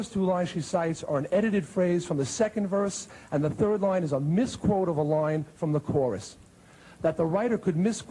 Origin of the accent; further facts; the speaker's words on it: Long Island, New York, United States; my hometown newspaper on Long Island